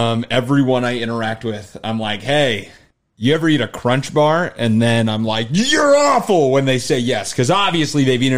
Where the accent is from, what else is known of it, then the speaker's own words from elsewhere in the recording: Arizona, United States; I'm from Arizona.